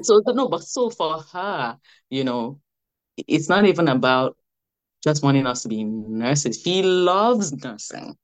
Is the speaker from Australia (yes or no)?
no; Lagos, Nigeria; now in United States; I was born in Lagos in the 80s.